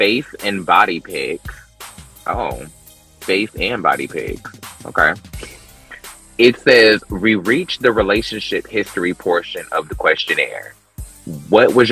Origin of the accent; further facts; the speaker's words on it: North Carolina, United States; I'm from North Carolina